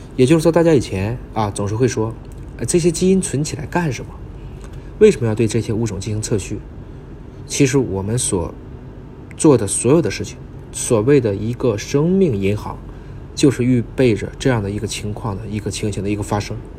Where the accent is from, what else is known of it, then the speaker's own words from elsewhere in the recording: China; 咱们中国人